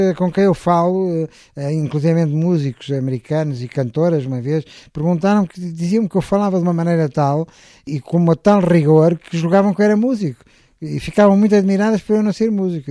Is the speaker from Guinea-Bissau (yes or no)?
no; Portugal; eu sou português